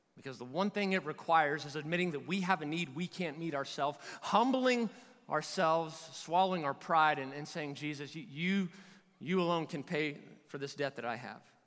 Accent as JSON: {"language": "English", "region": "Kentucky", "country": "United States", "said": "I'm from Kentucky"}